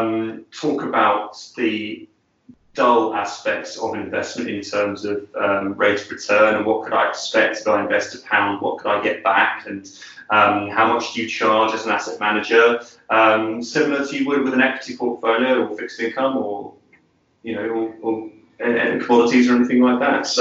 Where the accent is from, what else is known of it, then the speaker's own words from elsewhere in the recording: London, United Kingdom; I was working for a large film financier here in my hometown of London.